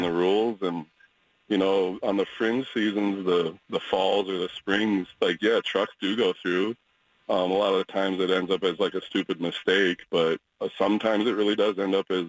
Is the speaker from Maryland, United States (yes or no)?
no; Minnesota, United States; now in Portland, United States; growing up in Minnesota